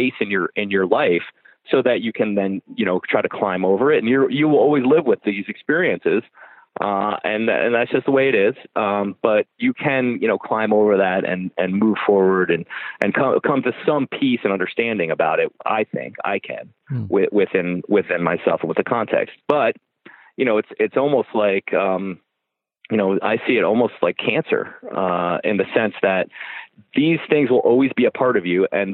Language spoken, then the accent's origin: English; United States; moved away; we come from America